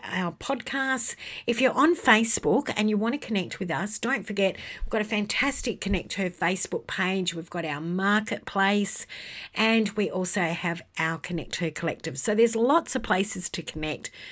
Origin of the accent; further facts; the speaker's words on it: Western Australia, Australia; in my home state of Western Australia